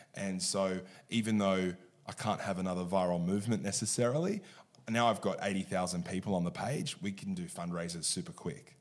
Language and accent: English; Sydney, New South Wales, Australia; I was born and bred in Sydney